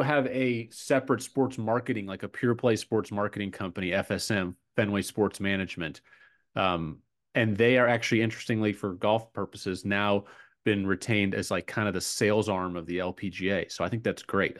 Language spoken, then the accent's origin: English; Atlanta, Georgia, United States; born or raised there